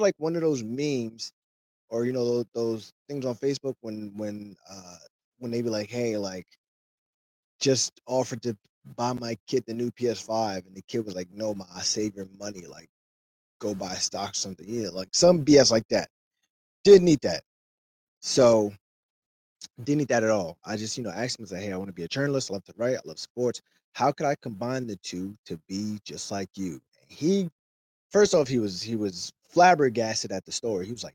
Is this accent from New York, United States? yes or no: yes; New York City, New York, United States